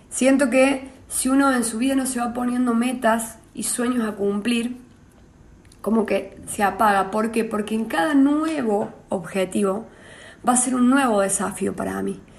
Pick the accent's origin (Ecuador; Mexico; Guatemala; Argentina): Argentina; San Antonio de Litín, Córdoba; soy cordobesa, soy oriunda de, San Antonio de Litín, un pueblo cerca de Villa María, provincia de Córdoba